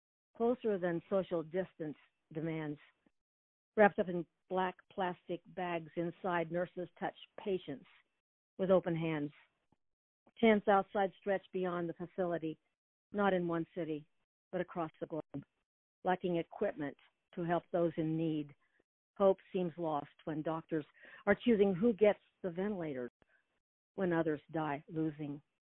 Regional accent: Wichita, Kansas, United States; moved away; Where did I grow up? Yes. Wichita. In Wichita

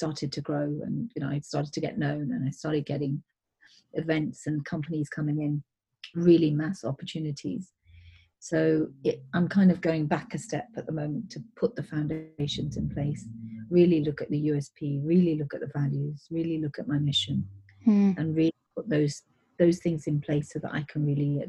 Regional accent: India; I mean, I'm Indian, so Indians are really into business.

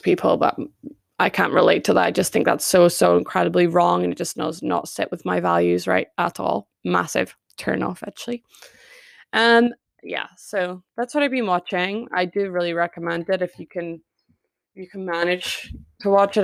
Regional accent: United Kingdom; I am British

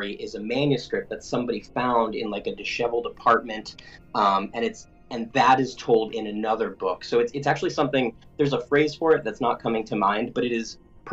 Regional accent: Connecticut, United States; I grew up in Connecticut, and that's where they were based

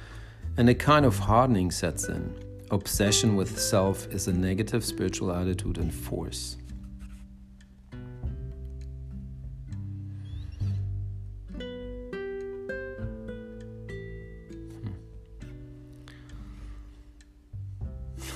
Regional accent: Germany; now in United States; I grew up in Germany in the 70s and 80s, mostly like teenagers in the 80s.

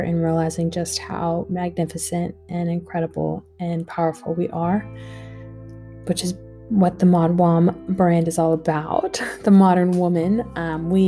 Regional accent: United States; now in Australia; I am an American girl living in Australia

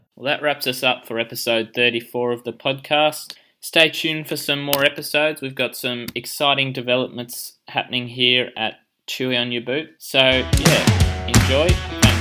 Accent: Australia; as an Australian

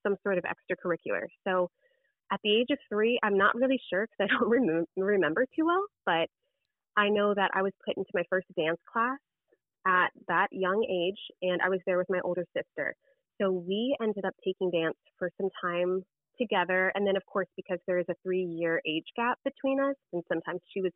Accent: Southern California, United States; I grew up in Southern California

